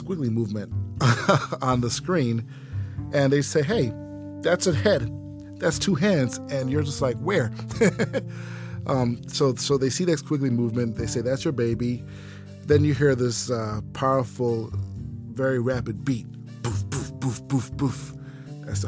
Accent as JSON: {"language": "English", "country": "St. Kitts & Nevis", "tie": "born or raised there", "moved": "yes", "lives_now": "Atlanta, United States", "said": "I grew up in the West Indian country of St. Kitts"}